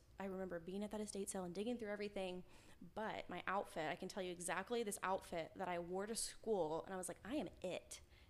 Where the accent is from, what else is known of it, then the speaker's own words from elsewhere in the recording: Kerrville, Texas, United States; I was born and bred Kerrville, Texas.